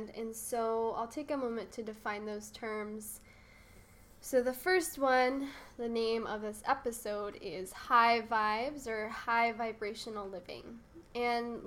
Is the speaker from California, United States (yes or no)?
yes; Santa Barbara, California, United States; also born or lived in San Diego; my hometown of Santa Barbara